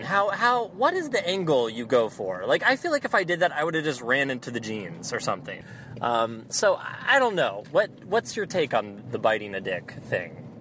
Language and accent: English; Canada; we are Canadian